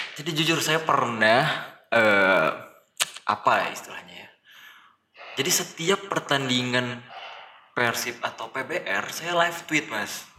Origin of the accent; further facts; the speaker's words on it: Riau Islands, Indonesia; saya dari Kepulauan Riau.